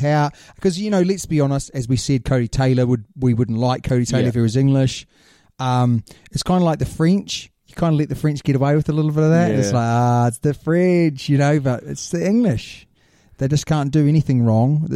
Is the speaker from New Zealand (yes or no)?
yes; New Zealand; being a Kiwi.